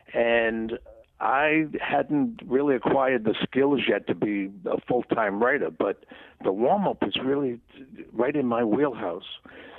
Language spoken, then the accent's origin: English; Rhode Island, United States; I came out from Rhode Island and took two busloads of people for 2 weeks at a time from L.A. to Vegas